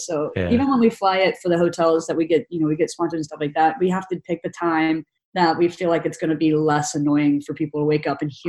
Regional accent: Tennessee, United States; also born or lived in San Francisco / Texas / Australia; now in New York, United States; Like I'm from Tennessee originally, but I moved to San Francisco. I've lived in Texas. I've lived in Australia for a year.

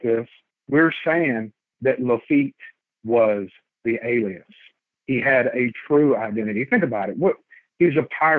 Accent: Baytown, Texas, United States; also born or lived in North Carolina; I am from Baytown, Texas. I was in the military. I actually joined the Army at 18, and I did that for about 10 years.

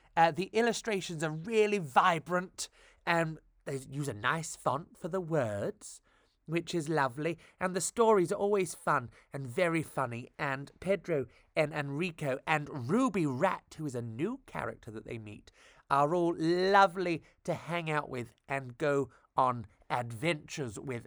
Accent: Devon, South West England, United Kingdom; I come from Devon, so, uh, I do say those funny A's

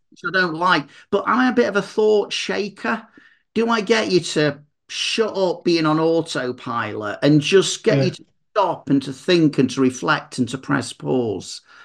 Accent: Manchester, North West England, United Kingdom; I'm from Manchester, so it's Mancunian motivation

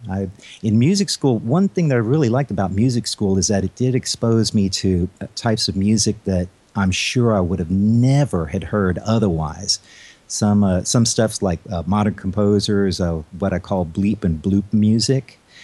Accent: Baton Rouge, Louisiana, United States; also born or lived in Houston, Texas; I was uh, born in Houston, but uh, we ended up moving to uh, Baton Rouge, Louisiana, and that's where I got my first taste of piano lessons from.

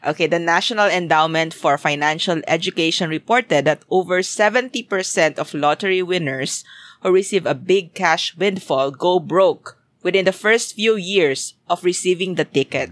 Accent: Philippines; moved away; what I kind of remember from back in my hometown.

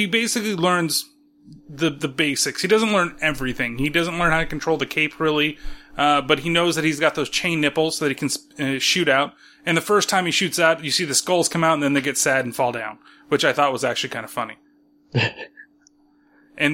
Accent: California, United States; I'm from California

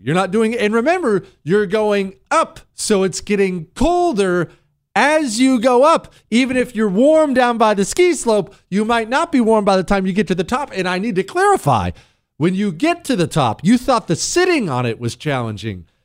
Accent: Bozeman, Montana, United States; I grew up in Bozeman, Montana. We moved to Montana when I was ten

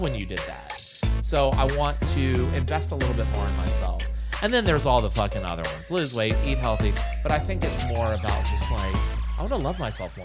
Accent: Bird's Nest, Virginia, United States; moved away as an adult; also born or lived in New York City / Los Angeles; I'm from Bird's Nest, Virginia

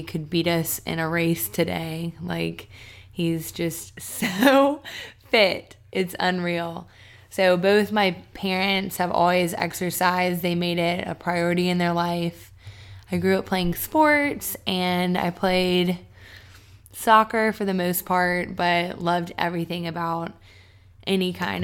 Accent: Charlotte, North Carolina, United States; now in Atlanta, United States; I am from Charlotte, North Carolina. I'm moving back there in a couple days.

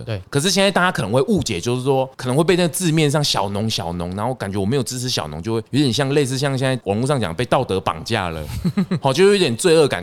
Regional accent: Changhua County, Taiwan; 那今天踏入我的故乡

